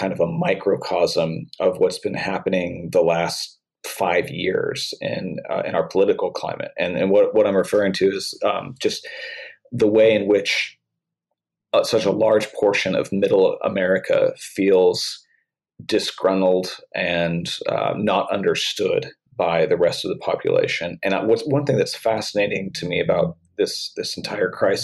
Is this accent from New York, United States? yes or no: no; Oklahoma, United States; now in St. Louis, United States; in my home state where I'm from, I live in St. Louis now, but I grew up in Oklahoma and still have a lot of family there.